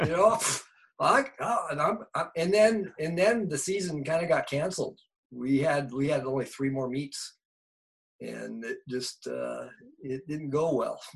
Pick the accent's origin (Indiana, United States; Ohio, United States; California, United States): California, United States; Bay Area; I grew up in the Bay Area.